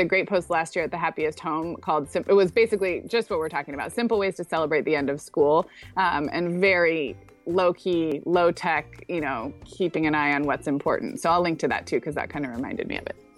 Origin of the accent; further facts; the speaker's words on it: California, United States; moved away as an adult; also born or lived in Chicago; I grew up in California